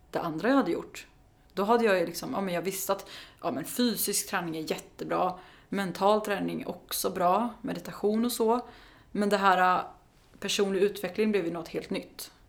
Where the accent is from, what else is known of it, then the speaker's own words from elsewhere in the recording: Karlskoga, Örebro County, Sweden; moved away as an adult; now in Stockholm, Sweden; jag är från Karlskoga. så jag, flytt, ja, mm. så jag flyttade hem till gården igen.